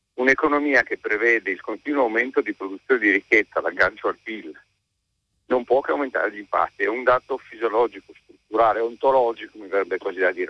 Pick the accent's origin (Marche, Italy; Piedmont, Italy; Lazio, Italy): Piedmont, Italy; Turin; Io sono di Torino, qui a Torino